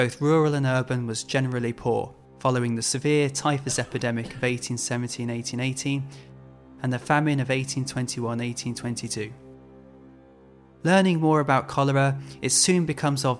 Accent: Birmingham, West Midlands, United Kingdom; I grew up in Birmingham, which is chock-a-block full of canals.

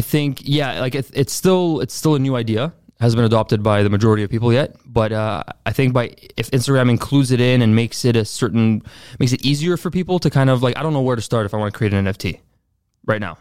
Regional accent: Montreal, Quebec, Canada; also born or lived in Laval; I was born in Laval, but I grew up mainly in, uh, Montreal North

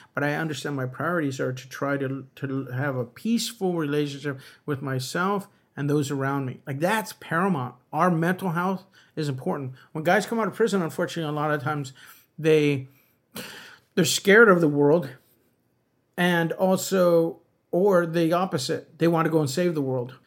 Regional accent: Los Angeles, California, United States; moved away as an adult; now in San Francisco Bay Area, United States; I was raised in a neighborhood where everybody was, um, Catholic for the most part

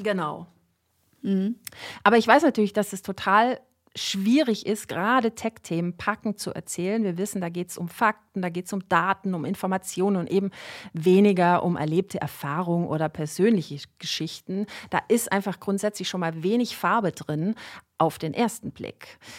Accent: Swabia, Baden-Württemberg, Germany; Als Schwäbin

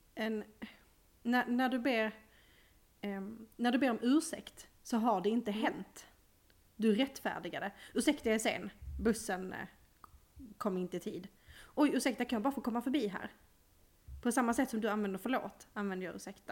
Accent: Skåne, Sweden; som skåning

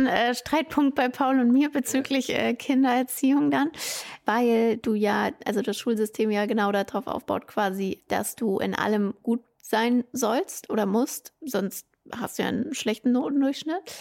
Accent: Germany; bei uns in Deutschland

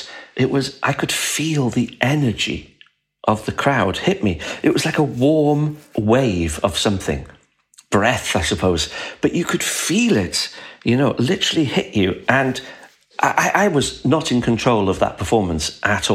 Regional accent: Wales, United Kingdom; now in London, United Kingdom; I'm a Welsh speaker. I was taught at school through the medium of Welsh up until I was 15.

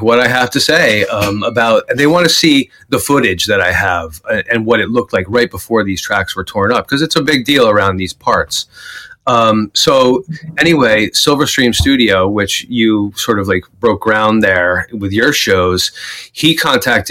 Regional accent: West Caldwell, New Jersey, United States; also born or lived in Montclair, New Jersey; I grew up in West Caldwell

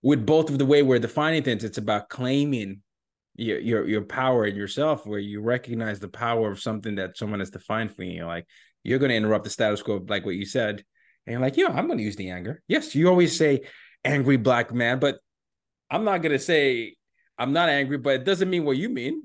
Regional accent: Nigeria; moved away as an adult; now in New York City, United States; my home country of Nigeria

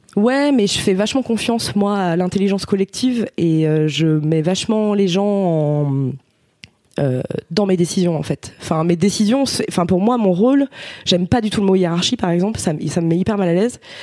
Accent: Ardèche, Auvergne-Rhône-Alpes, France; j'étais au lycée en fait parce qu'on vient d'Ardèche tous les deux.

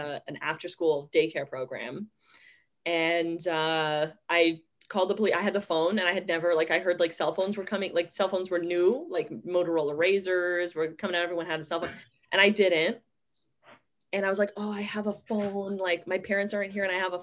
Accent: Vaughan, Ontario, Canada; I grew up in Vaughan, Ontario

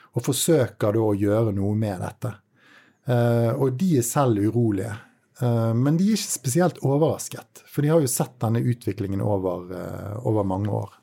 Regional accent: Bergen, Vestland, Norway; som nordmann, og spesielt bergenser

